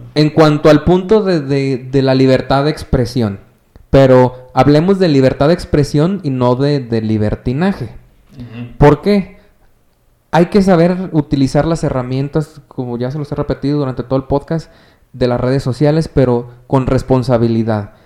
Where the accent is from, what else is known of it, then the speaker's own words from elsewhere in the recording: Mexico; como ciudadanos mexicanos